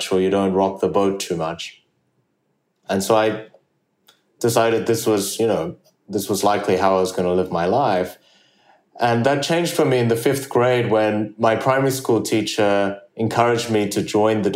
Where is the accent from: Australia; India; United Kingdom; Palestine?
Australia; English is a second language; also born or lived in South Korea; I moved to Australia from South Korea when I was 8 years old without speaking the English language